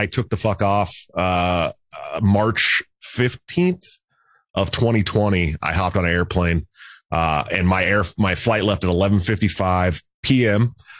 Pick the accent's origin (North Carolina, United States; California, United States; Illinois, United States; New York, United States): California, United States; Bay Area, right outside of Oakland; I grew up in the Bay Area right outside of Oakland